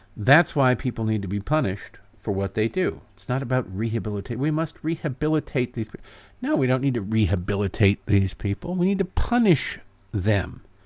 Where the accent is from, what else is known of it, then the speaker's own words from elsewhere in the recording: Oakland, California, United States; I'm a black man born and raised in Oakland.